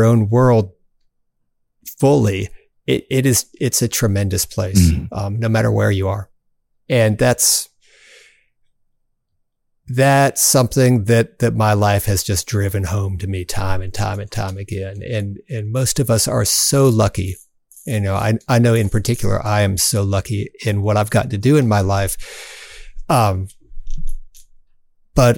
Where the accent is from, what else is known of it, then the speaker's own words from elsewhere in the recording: Southern Cumberland Plateau, Tennessee, United States; I was born on the Southern Cumberland Plateau, and I love it